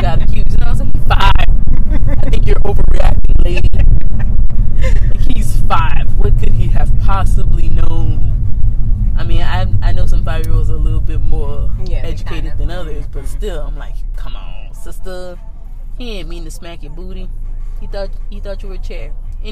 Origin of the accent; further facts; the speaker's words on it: New Orleans, Louisiana, United States; I'm from New Orleans